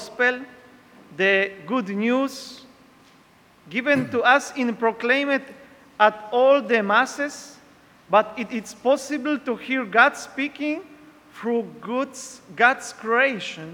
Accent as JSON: {"language": "English", "country": "Poland", "second_language": "English", "moved": "as an adult", "lives_now": "Peru", "said": "I am from Poland."}